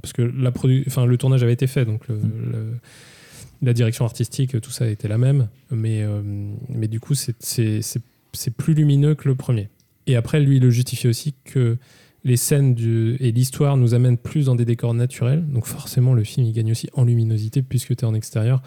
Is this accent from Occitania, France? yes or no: no; Brittany, France; chez les Retourneurs, on est, on est des Bretons on l'affirme, on est, on est des purs sang